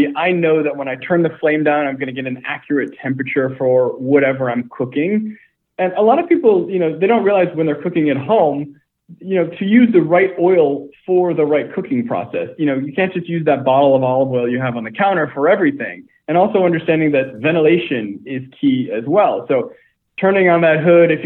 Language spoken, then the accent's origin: English; Detroit, Michigan, United States; also born or lived in New York City / California; now in Los Angeles, United States; I grew up in Detroit